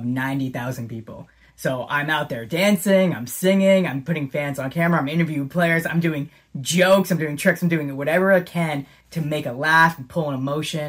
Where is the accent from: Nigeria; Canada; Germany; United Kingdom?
Canada; also born or lived in Smithers, British Columbia; that ambassador who's from Canada